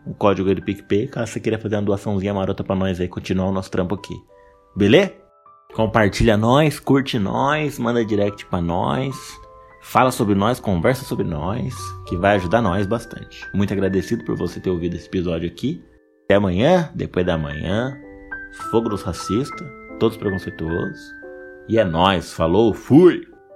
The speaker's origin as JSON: {"language": "Portuguese", "town": "Mogi das Cruzes", "region": "São Paulo", "country": "Brazil", "said": "Eu sou daqui de Mogi"}